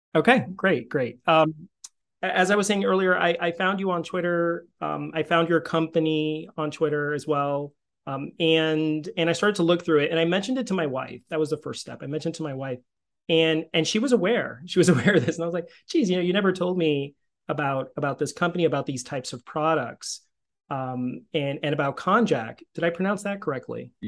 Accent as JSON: {"language": "English", "region": "Northern New Jersey", "country": "United States", "tie": "born or raised there", "lives_now": "Princeton, United States", "said": "I grew up in Northern Jersey. I'm in Princeton now"}